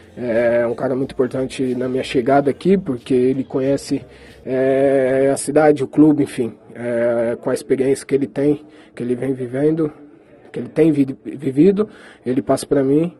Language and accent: Portuguese; Brazil; moved away; eu como brasileiro